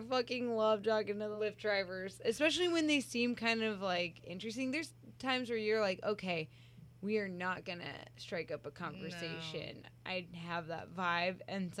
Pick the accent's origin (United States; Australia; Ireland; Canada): United States; Seattle, Washington; now in Los Angeles, United States; I hail from Seattle. I've been in L.A. for long enough.